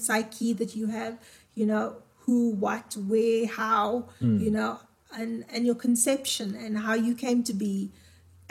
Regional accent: Gqeberha, Eastern Cape, South Africa; I come from Galvin Park. You know, I come from Galvindale. I was born and raised here

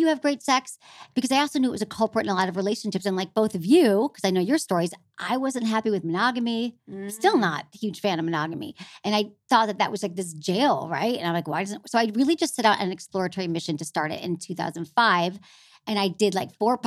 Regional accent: Farmington Hills, Michigan, United States; I grew up in Farmington Hills, but I went to Michigan.

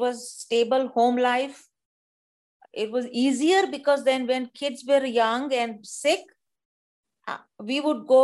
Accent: India; accent: Indian; moved away as an adult; now in United States; being an Indian woman with the accent

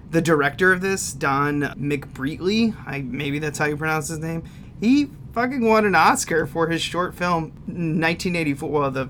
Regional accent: Midwest, United States; We're from the Midwest.

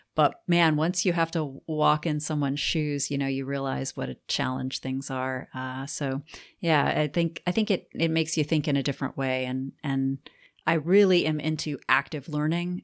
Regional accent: New Orleans, Louisiana, United States; moved away as an adult; now in Auburn, United States; I'm from New Orleans, um, which probably explains a lot.

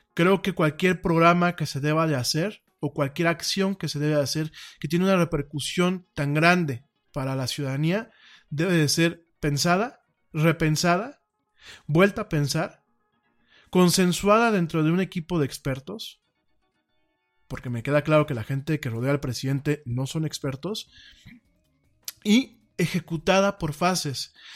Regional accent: Mexico; aquí en mi país

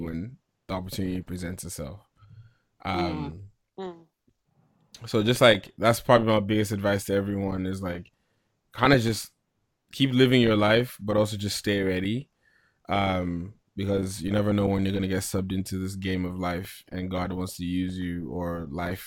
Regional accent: Nigeria; growing up in Nigeria

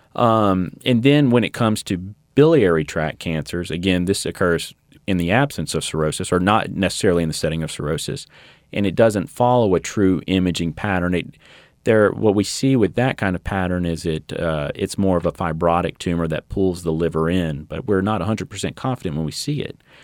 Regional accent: Baton Rouge, Louisiana, United States; also born or lived in Shreveport; originally from Baton Rouge

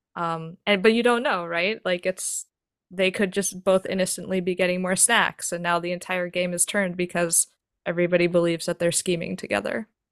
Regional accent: New York, United States; I grew up in New York

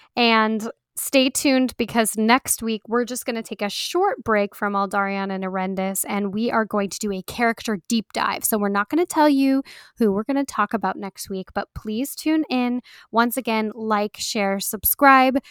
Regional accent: United States; we Americans, we're not so obsessed with soccer

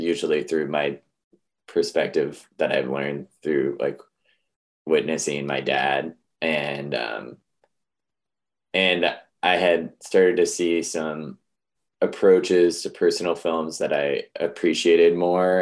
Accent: Missoula, Montana, United States; growing up in Missoula is a very different place than it is now

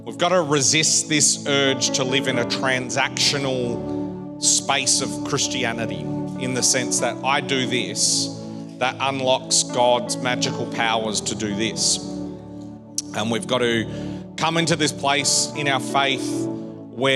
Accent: Perth, Western Australia, Australia; moved away; I grew up in Perth

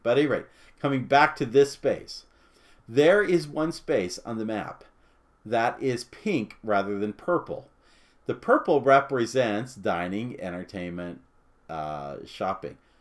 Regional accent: West Coast, United States; now in Florida, United States; I grew up on Disneyland on the West Coast, but live now in Walt Disney World

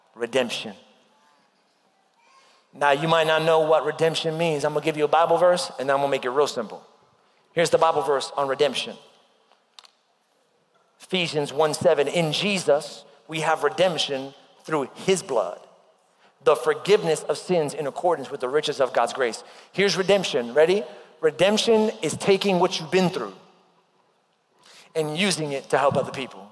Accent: New York, United States; moved away; when I was growing up in New York.

